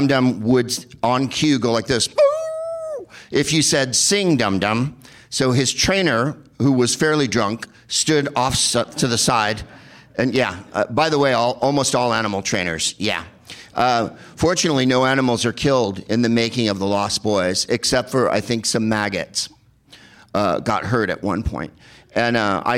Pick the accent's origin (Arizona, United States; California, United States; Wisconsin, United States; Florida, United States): California, United States; San Carlos; I'm from San Carlos, California, the whitest place on the face of the earth